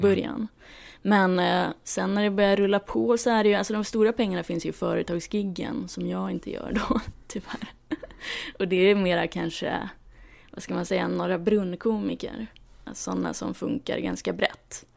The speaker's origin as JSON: {"language": "Swedish", "town": "Luleå", "region": "Norrbotten County", "country": "Sweden", "tie": "born or raised there", "moved": "as an adult", "lives_now": "Stockholm, Sweden", "said": "jag växte upp i Luleå"}